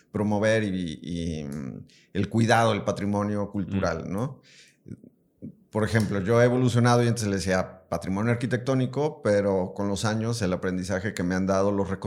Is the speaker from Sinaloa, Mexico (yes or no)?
no; Yurécuaro, Michoacán, Mexico; now in Guadalajara, Mexico; Bueno, yo ni soy de aquí, ¿verdad?